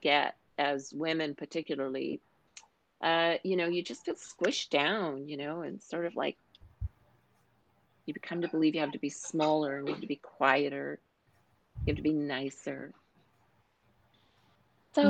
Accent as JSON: {"language": "English", "region": "Newfoundland and Labrador", "country": "Canada", "said": "any of us who were from Newfoundland said we're from Newfoundland"}